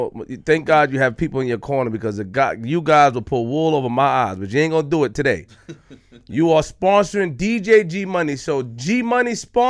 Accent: Queens, New York, United States; I'm from Queens.

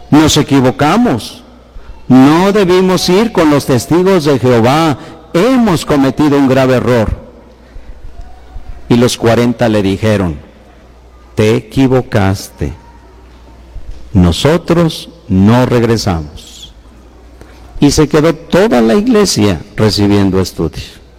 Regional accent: Guanajuato, Mexico; así somos los de Guanajuato, temperamentales, y tenemos este rostro

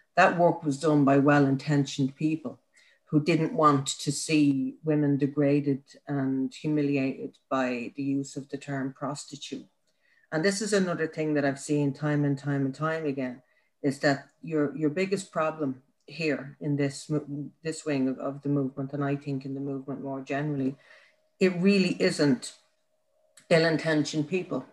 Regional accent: Ireland; as an Irish woman, but also as an Irish woman who's put her shoulder to the wheel for the last 10 years in this country

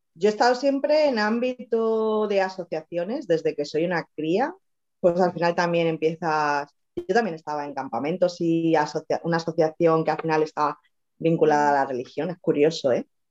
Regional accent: Madrid, Community of Madrid, Spain; moved away as an adult; also born or lived in Extremadura; now in Tenerife, Spain; estuve en Madrid, viví, soy de Madrid, me fui a Extremadura y acabé en Tenerife.

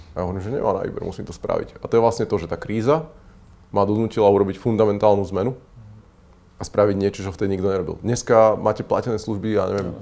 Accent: Žilina, Žilina Region, Slovakia; som zo Žiliny

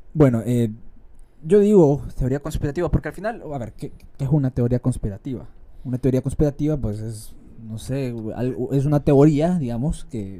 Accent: San Salvador, El Salvador; Yo no soy de San Miguel, soy capitalino

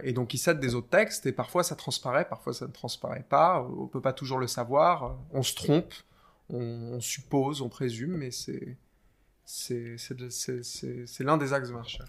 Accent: France; moved away as an adult; now in England, United Kingdom; français de naissance

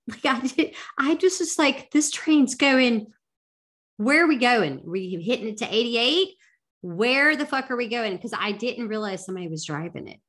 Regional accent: the South, United States; I'm from the South

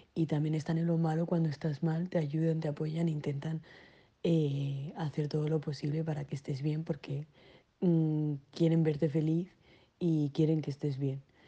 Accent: Granada, Andalusia, Spain; la mayoría somos de Granada

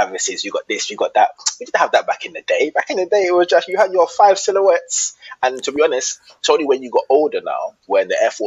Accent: London, United Kingdom; I grew up in Southeast, but I'm probably further Southeast. I'm further Southeast than Bermondsey

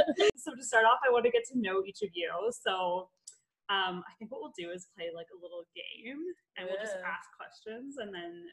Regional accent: Calgary, Alberta, Canada; born or raised there; also born or lived in Yellowknife

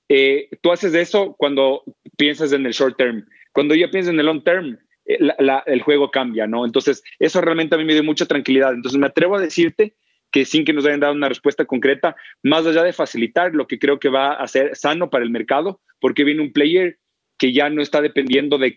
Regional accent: Belo Horizonte, Minas Gerais, Brazil; also born or lived in São Paulo; Si bien yo nací en Sao Paulo, estudié en la universidad y el colegio en Belo Horizonte. Es la tercera ciudad de Brasil, lindísima y le tengo un cariño enorme.

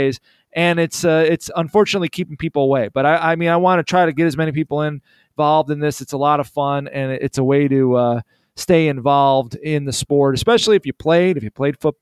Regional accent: Illinois, United States; I'm from Illinois

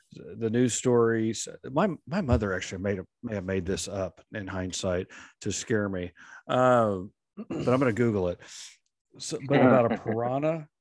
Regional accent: Oklahoma City, Oklahoma, United States; I grew up in Oklahoma City area

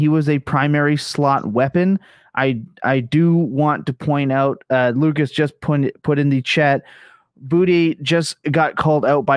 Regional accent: Canada; I'm Canadian

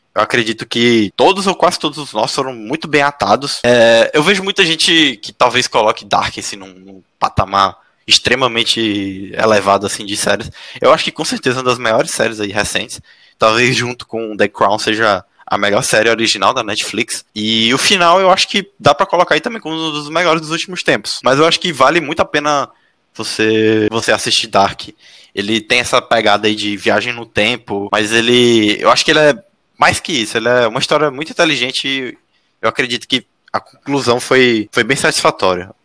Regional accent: Teresina, Piauí, Brazil; moved away as an adult; now in São José dos Campos, Brazil; eu sou de Teresina, eu costumo passar as férias, voltar para passar as férias

